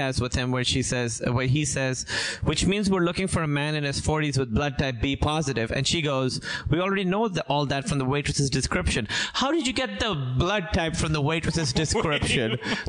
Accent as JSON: {"language": "English", "country": "Pakistan", "moved": "yes", "said": "I'm from Pakistan"}